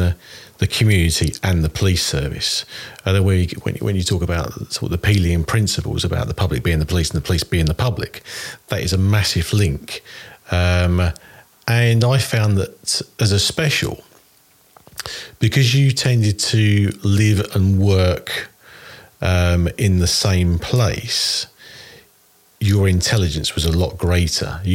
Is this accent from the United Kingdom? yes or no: yes; Hadleigh, East of England, United Kingdom; also born or lived in Rochford / Benfleet; So I was born in Rochford back in 1971, and then for the first 8 years lived in Hadley, Essex, as opposed to Hadley in Suffolk, and then moved to Benfleet